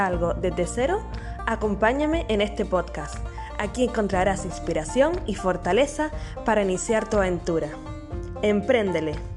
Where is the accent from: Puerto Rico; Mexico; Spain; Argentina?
Spain; Canary Islands; first language Spanish; moved away as an adult; nacida en Canarias